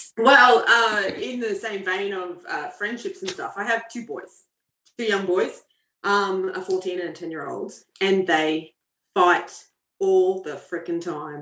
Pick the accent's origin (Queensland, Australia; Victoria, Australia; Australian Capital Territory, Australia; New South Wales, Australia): Queensland, Australia; Queensland, which is actually my home state